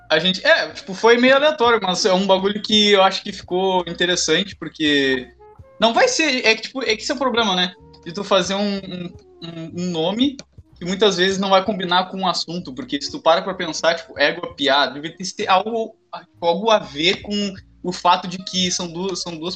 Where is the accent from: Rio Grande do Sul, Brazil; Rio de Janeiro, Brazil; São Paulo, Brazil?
Rio Grande do Sul, Brazil; Pelotas; E eu sou do Rio Grande do Sul e o Lima é do Norte.